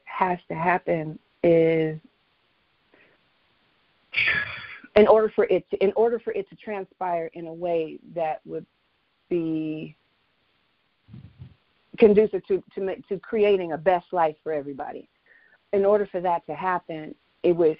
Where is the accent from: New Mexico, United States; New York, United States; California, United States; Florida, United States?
California, United States; Inglewood; English is a second language; I'm from South L.A., Inglewood, and that's a rough part of Los Angeles